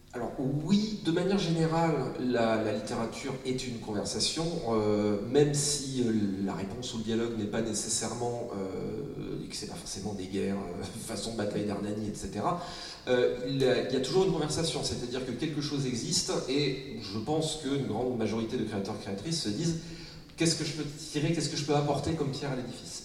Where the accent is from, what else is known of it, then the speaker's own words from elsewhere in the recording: Brittany, France; quand on est breton